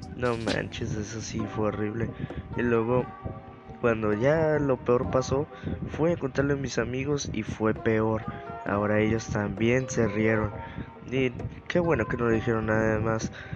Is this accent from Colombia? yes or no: no; Mexico; soy mexicano